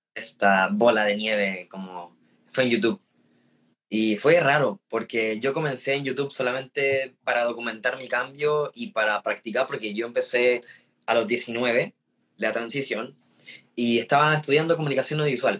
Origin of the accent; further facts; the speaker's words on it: San Felipe, Valparaíso, Chile; also born or lived in Puerto Rico; entré en básica en un colegio municipal en San Felipe